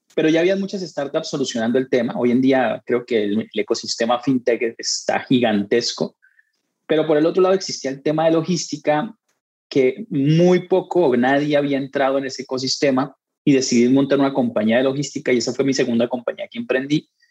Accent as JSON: {"language": "Spanish", "country": "Colombia", "moved": "as an adult", "lives_now": "Mexico", "said": "yo soy colombiano, llegué a México tal vez a finales del 2008, 2009, por allá"}